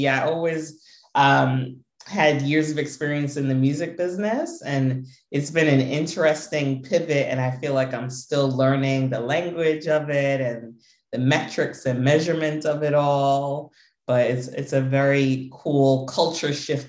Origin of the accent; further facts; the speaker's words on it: New York, United States; Americans, New Yorkers for many generations. I could go back to my great grandparents, at least being born and raised in New York.